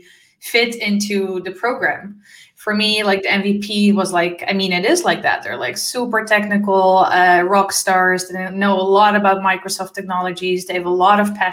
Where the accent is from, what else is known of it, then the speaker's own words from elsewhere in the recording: Amsterdam, North Holland, Netherlands; moved away as an adult; also born or lived in former Yugoslavia; now in Switzerland; I'm born in former Yugoslavia. I'm raised in the beautiful city of Amsterdam in the Netherlands.